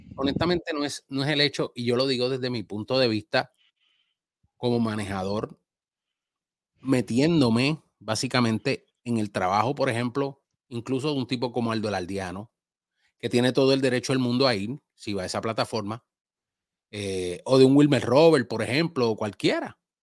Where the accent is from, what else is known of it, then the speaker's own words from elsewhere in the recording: Puerto Rico; now in Dominican Republic; Mi bandera puertorriqueña va en unos lugares y en unas cosas como mi amor patrio y mi tierra